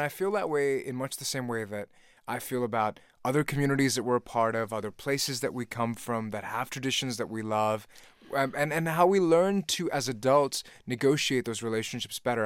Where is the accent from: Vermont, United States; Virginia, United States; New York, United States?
Virginia, United States; I'm from Virginia